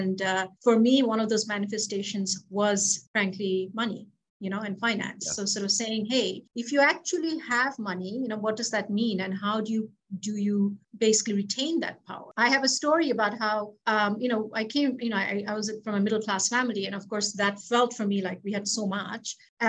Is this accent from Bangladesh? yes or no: yes; Bangladesh; moved away; also born or lived in Philippines / United States; I'm originally from Bangladesh and grew up there in the Philippines.